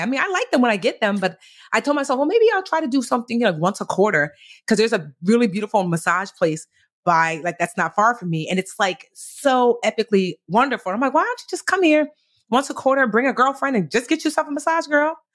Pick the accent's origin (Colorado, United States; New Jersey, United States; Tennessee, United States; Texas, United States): New Jersey, United States; I was born in Jersey, but both of my parents were born in Nigeria